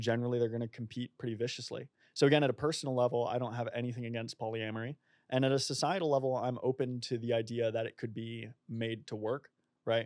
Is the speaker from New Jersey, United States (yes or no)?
no; Boston, Massachusetts, United States; moved away as an adult; also born or lived in Oxford; now in Melbourne, Australia; I'm originally from Boston